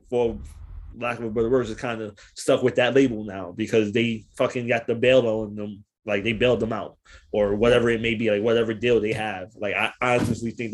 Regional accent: New York City, New York, United States; I'm from New York

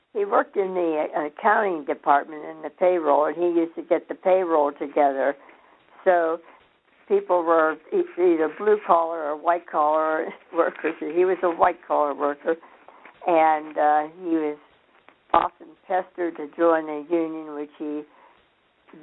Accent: Clarendon, Pennsylvania, United States; moved away; I grew up in a town called Clarendon, Pennsylvania, outside of Pittsburgh

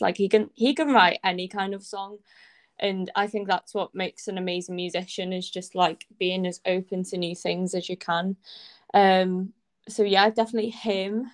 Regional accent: Anglesey, Wales, United Kingdom; I come from Anglesey, so there's literally no music scene here at all

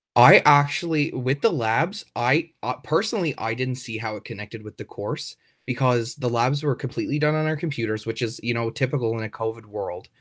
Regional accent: Trout River, Newfoundland and Labrador, Canada; also born or lived in St. John's, Newfoundland; I'm from Troutey, Newfoundland

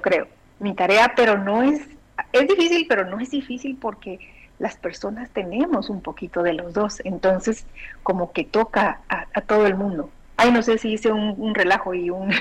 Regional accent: Guatemala; moved away; en mi niñez, en mi adolescencia, la televisión que llega a Guatemala llegaba, era argentina

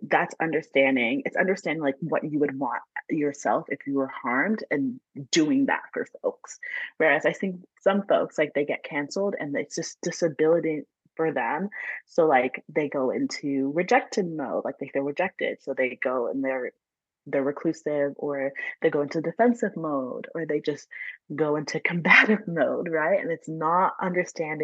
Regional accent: Atlanta, Georgia, United States; now in California, United States; Yeah, I am in California, but I grew up in Georgia, so I'm from Atlanta

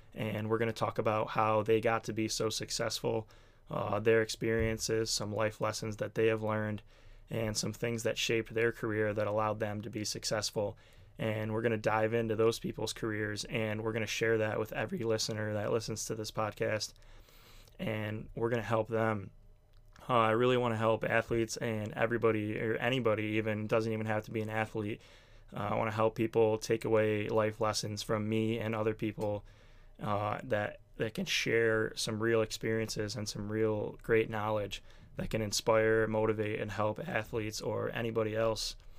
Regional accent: Buffalo, New York, United States; I'm from Buffalo, New York

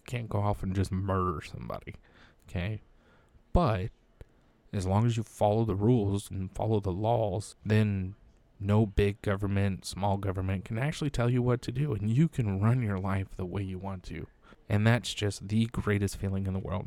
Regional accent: United States; an American in uniform

